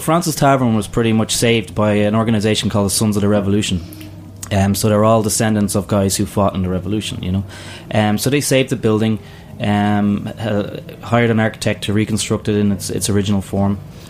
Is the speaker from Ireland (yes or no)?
yes; Ireland; now in New York, United States; I'm Irish